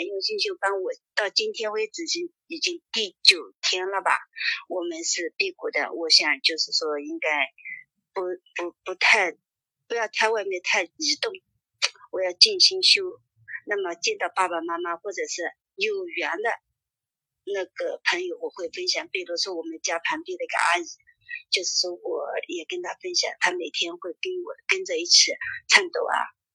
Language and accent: Chinese; Tonglu, Zhejiang, China; 我是杭州桐庐的